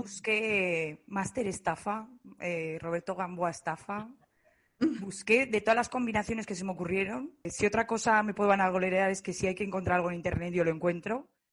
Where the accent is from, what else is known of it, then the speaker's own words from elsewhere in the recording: Zaragoza, Aragon, Spain; soy de Zaragoza